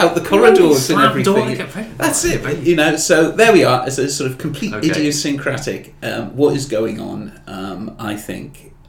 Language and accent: English; Newcastle, North East England, United Kingdom; growing up in Newcastle, you see, I've prevented the English being Scots and the Scots being English.